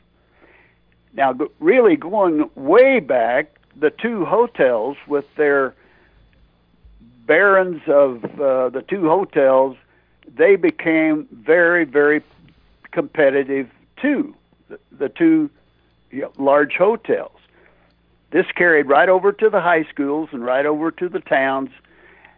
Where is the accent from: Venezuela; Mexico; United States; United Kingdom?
United States; West Baden Springs, Indiana; I got back to West Baden, my hometown